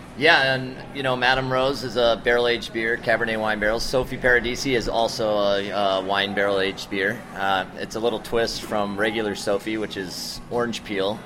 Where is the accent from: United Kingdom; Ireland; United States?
United States; Midwest; moved away as an adult; also born or lived in Denver; I'm from the Midwest